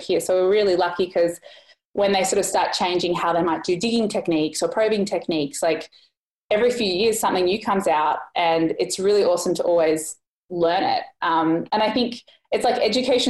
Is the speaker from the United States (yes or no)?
no; Australia; moved away as an adult; being Australian.